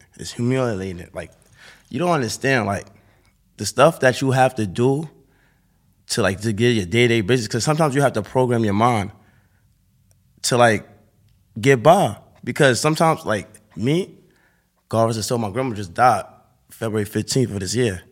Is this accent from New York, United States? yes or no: yes; New York City, New York, United States; I'm from Harlem